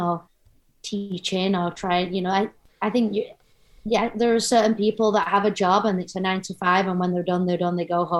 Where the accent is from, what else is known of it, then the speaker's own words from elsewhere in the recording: England, United Kingdom; moved away as an adult; now in United States; I was born in England, but now I'm an American. Got my citizenship in 2020